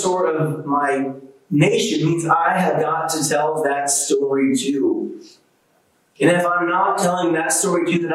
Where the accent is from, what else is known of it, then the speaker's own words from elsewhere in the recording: United States; as an American